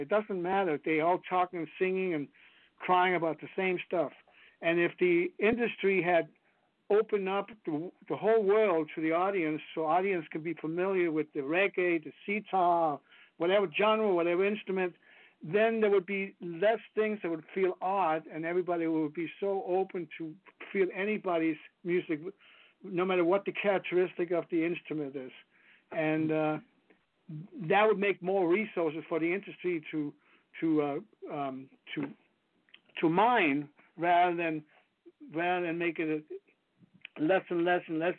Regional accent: Copenhagen, Capital Region of Denmark, Denmark; English is a second language; moved away as an adult; now in United States; I grew up in Denmark

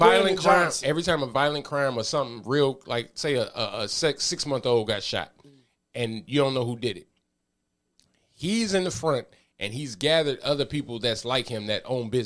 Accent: Pittsburgh, Pennsylvania, United States; People have a fan of the Cowboys, but I'm from Pittsburgh.

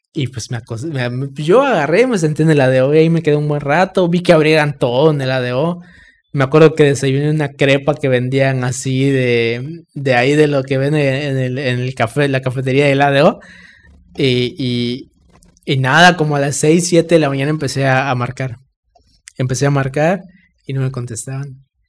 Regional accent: Campeche, Mexico; nosotros, la banda de Campeche

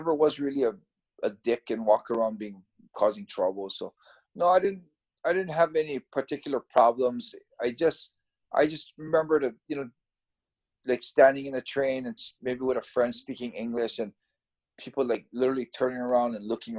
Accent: Hawaii, United States; moved away as an adult; now in Japan; in Hawaii, we never classified ourselves as American

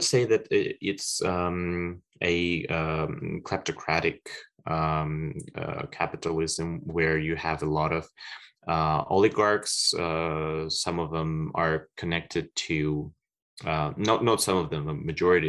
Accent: Samarkand, Samarqand Region, Uzbekistan; moved away as an adult; also born or lived in Russia / China; I was born in Samarkand, Uzbekistan, and spent almost 10 years of my life studying in Russia and China

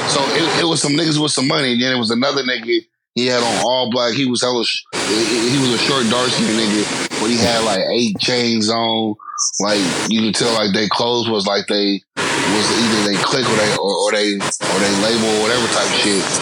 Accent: the Bay Area, California, United States; I'm from the Bay. She's like, oh my God, I'm for the day. was like, I'm from Fremont.

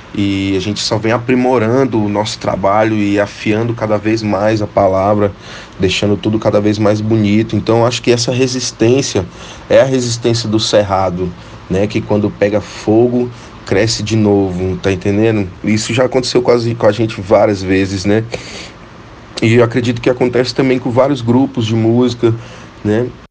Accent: Tocantins, Brazil; como bom tocantinense

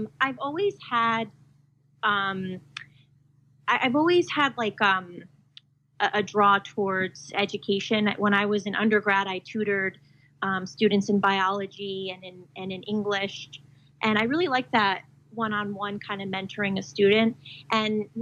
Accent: New Jersey, United States; I'm from New Jersey

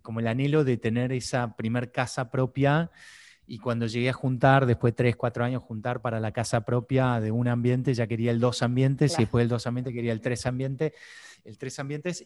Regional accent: Buenos Aires, Argentina; siendo argentino, porteño

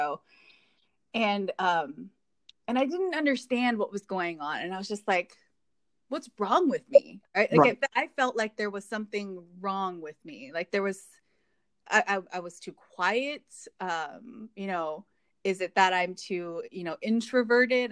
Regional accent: Hawaii, United States; moved away as an adult; now in Indiana, United States; growing up in Hawaii and looking like everyone there

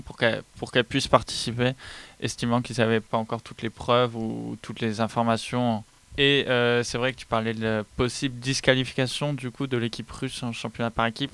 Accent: France

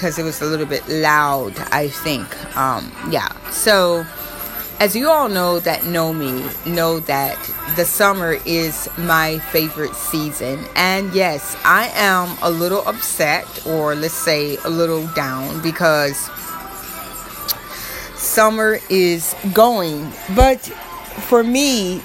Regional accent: Florida, United States; I am from Florida, as you all know, so it's nice all year long

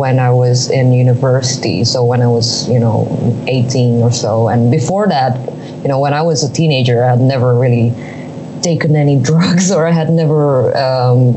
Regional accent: Indonesia; my home country in Indonesia

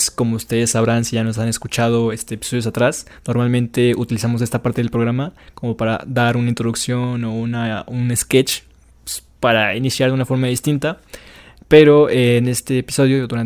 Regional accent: Mexico; somos de México.

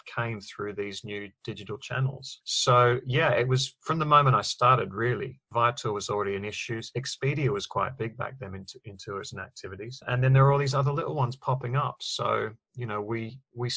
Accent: Newcastle, New South Wales, Australia; moved away as an adult; now in London, United Kingdom; I'm Australian. I was brought up in Newcastle, Australia.

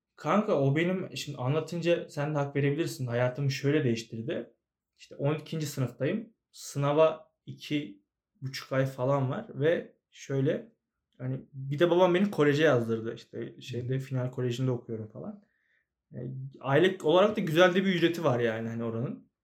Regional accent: Ankara, Turkey; Sincan'da büyüdüm ben.

